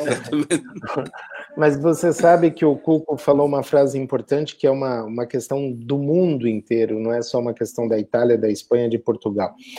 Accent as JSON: {"language": "Portuguese", "country": "Brazil", "moved": "yes"}